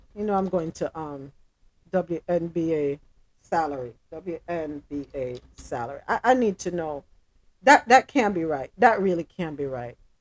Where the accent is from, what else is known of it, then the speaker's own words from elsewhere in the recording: Jamaica; I'm Jamaican